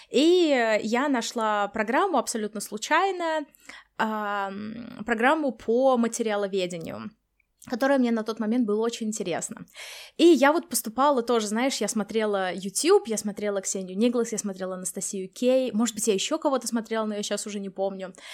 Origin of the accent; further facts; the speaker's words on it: Samara, Samara Oblast, Russia; moved away; Начнем мы с того, как мы переезжали из России, Даша из Москвы, я из Самары, какие у нас были ожидания